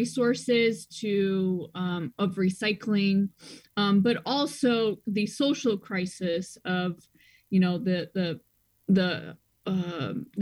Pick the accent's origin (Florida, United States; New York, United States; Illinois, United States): Illinois, United States; Washington; also born or lived in China; now in Chicago, United States; I grew up in Washington, Illinois, which is close to Peoria, Illinois